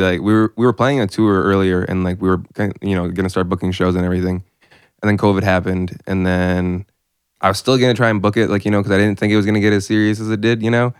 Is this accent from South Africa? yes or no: no; Lethbridge, Alberta, Canada; I say I'm from Calgary, but I'm from Lethbridge